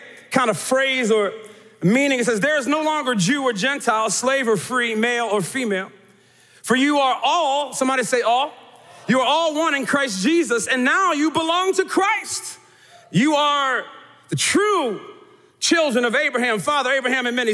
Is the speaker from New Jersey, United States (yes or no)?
no; Maryland, United States; I grew up in Maryland